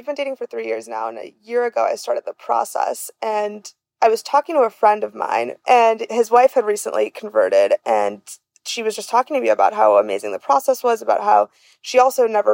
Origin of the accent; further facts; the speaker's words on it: Boca Raton, Florida, United States; also born or lived in Venezuela; Then I moved to the U.S. when I was 6. And my parents just put me in Boca Raton and put me in school